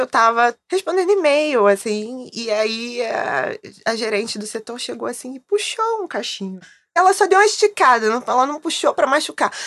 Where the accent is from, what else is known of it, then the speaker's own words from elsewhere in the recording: Rio de Janeiro, Brazil; Sou carioca